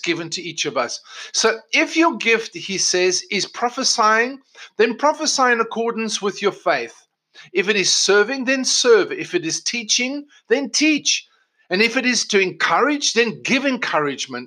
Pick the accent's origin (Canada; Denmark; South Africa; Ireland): South Africa; moved away as an adult; also born or lived in England; now in United States; Michelle and I were both born in South Africa, born and bred in South Africa.